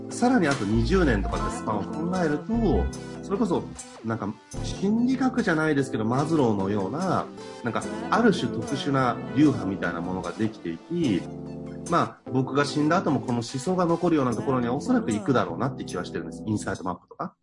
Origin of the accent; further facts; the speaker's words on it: Hachioji, Tokyo, Japan; 僕八王子出身だから多摩地区